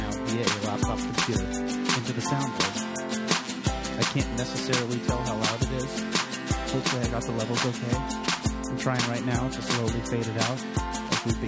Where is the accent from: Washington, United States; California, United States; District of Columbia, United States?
Washington, United States; Seattle; I'm born and raised here in Seattle